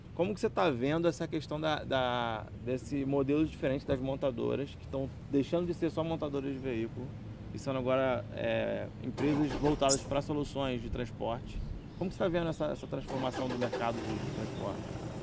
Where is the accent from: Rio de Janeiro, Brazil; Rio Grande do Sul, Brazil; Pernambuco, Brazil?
Rio de Janeiro, Brazil; Macaé; Eu sou muito macaense